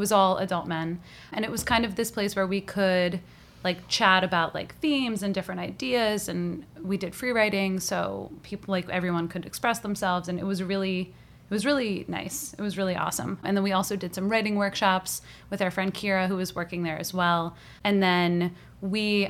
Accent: Long Island, New York, United States; moved away as an adult; now in New York City, United States; We're both from Long Island

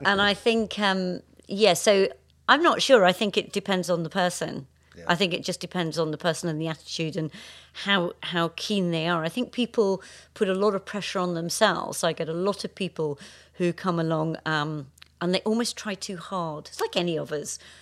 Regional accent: Scotland, United Kingdom; growing up in Scotland

